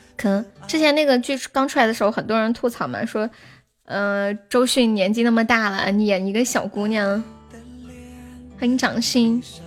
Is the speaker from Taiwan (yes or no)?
no; Nanchong, Sichuan, China; 我是南充的